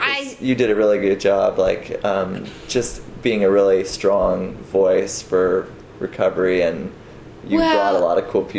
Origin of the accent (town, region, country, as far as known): Marin, California, United States; born or raised there